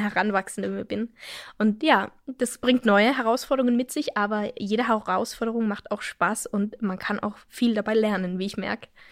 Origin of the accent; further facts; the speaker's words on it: Innsbruck, Tyrol, Austria; now in Germany; Innsbruck, meine Heimatstadt, ist nicht besonders groß